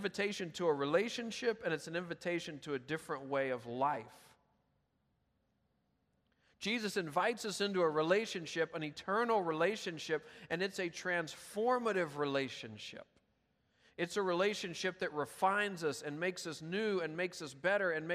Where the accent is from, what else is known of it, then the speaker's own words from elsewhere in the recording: Memphis, Tennessee, United States; I'm from Memphis